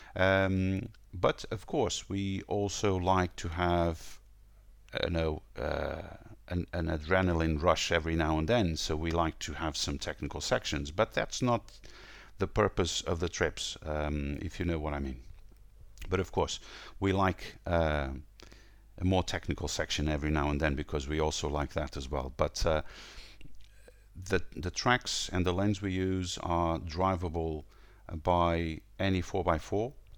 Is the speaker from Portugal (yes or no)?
yes; Portugal; now in Lisbon, Portugal; I'm from Portugal. I'm uh, calling from Lisbon